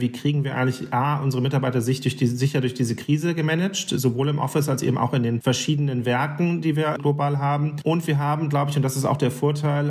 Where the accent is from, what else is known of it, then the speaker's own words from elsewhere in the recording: Germany; bei uns in Deutschland